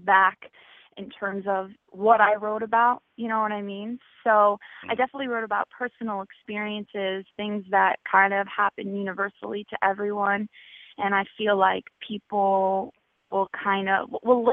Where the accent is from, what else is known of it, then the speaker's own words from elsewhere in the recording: New Jersey, United States; moved away; I'm from Jersey originally